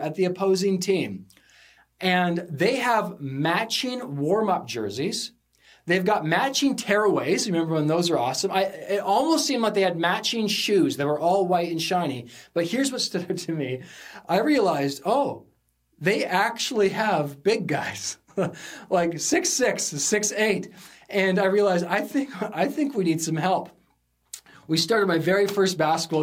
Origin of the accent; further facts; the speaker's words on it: Sunshine Coast, British Columbia, Canada; I grew up in the Sunshine Coast, small high school. We came over on the ferry to come to the big city of Vancouver